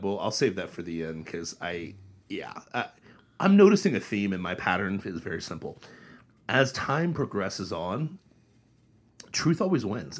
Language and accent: English; Dayton, Ohio, United States; I grew up in Dayton, Ohio.